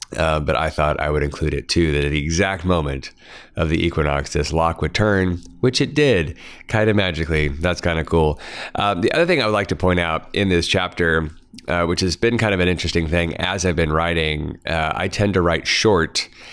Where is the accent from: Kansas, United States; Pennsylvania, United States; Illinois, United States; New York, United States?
Kansas, United States; growing up in Kansas, um, not a lot of mining that I grew up around.